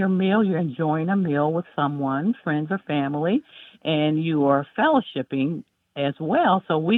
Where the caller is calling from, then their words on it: Greensboro, North Carolina, United States; I'm calling from Greensboro, North Carolina.